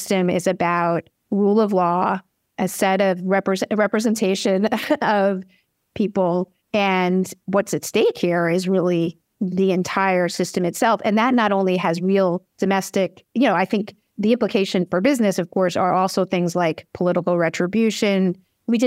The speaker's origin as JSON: {"language": "English", "region": "New York", "country": "United States", "said": "I'm a New Yorker"}